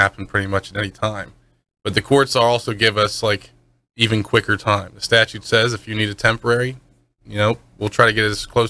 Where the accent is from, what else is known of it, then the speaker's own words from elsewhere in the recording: Pittsburgh, Pennsylvania, United States; now in Florida, United States; I'm not from here. I'm originally from Pittsburgh.